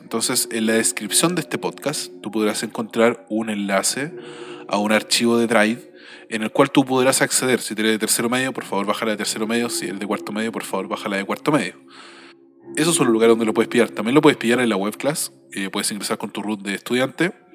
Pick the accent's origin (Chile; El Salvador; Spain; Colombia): Chile; todo lo que hemos vivido en estos últimos 30 años como chilenos